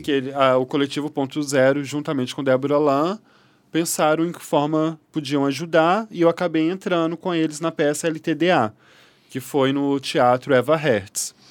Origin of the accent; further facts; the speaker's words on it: Belo Horizonte, Minas Gerais, Brazil; moved away as an adult; now in Rio de Janeiro, Brazil; Eu sou mineira, de Belo Horizonte